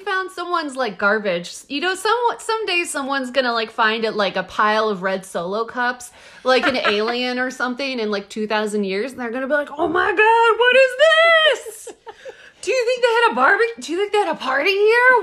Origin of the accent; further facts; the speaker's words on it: Texas, United States; I'm from Texas